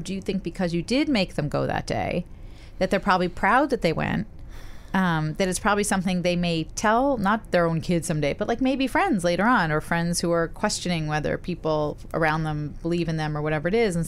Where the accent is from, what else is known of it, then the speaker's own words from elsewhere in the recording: New York City, New York, United States; I grew up in Park Slope